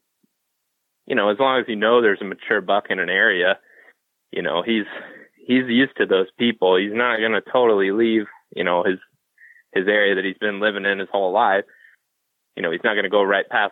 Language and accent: English; Ohio, United States; we're from Ohio and Wisconsin